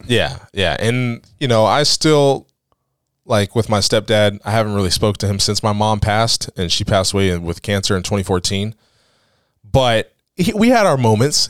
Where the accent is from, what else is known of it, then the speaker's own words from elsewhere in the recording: Tuscarawas County, Ohio, United States; I grew up on Washington Street